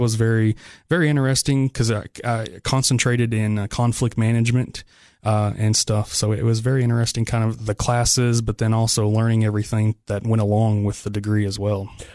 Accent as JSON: {"language": "English", "town": "Spencer", "region": "Tennessee", "country": "United States", "tie": "born or raised there", "also_born_or_lived": "McMinnville, Tennessee / Sparta, Tennessee", "said": "I'm from the Upper Cumberland"}